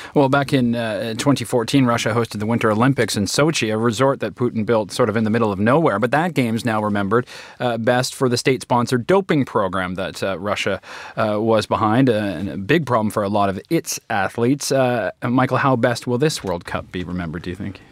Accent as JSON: {"language": "English", "country": "Canada", "said": "as a Canadian"}